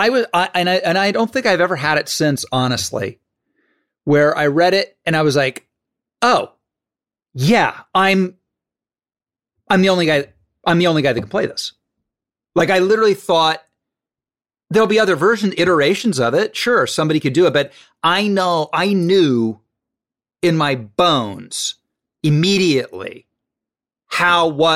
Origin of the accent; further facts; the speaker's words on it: Dayton, Ohio, United States; I'm from Dayton.